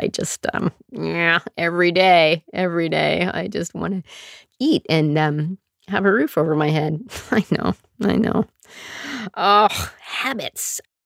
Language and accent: English; Calgary, Alberta, Canada; also born or lived in Sudbury, Ontario; I mostly grew up in Calgary. I was born in Sudbury, Ontario, didn't live there very long